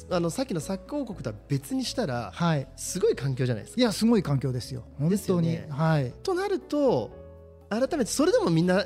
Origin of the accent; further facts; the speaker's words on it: Shimizu, Shizuoka, Japan; 僕もこの清水に生まれ育って